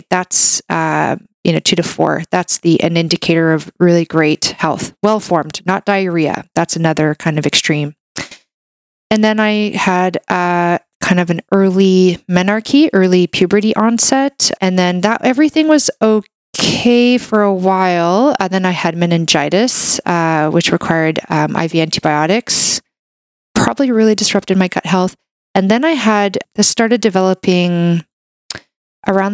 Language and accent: English; Canada; I'm a Canadian medical doctor